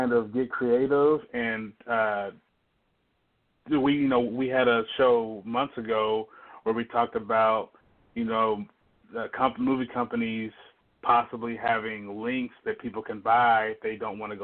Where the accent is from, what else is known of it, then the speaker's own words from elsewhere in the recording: the South, United States; I'm from the South